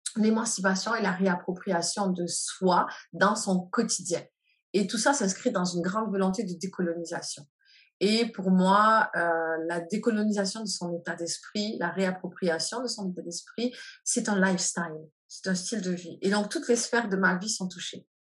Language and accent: French; France; moved away as an adult; now in Canada; je suis née en France et que j'ai euh, grandi, j'ai ma vie d'adulte au Canada